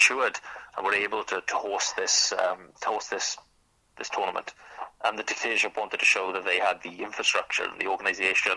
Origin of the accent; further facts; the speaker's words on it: Wales, United Kingdom; as a Welsh writer